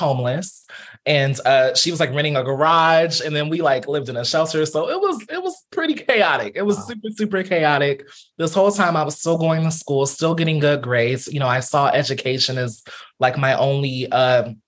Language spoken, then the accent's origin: English; Fresno, California, United States; also born or lived in Pasadena, California; born and partially raised in Fresno, California. So I grew up in Fresno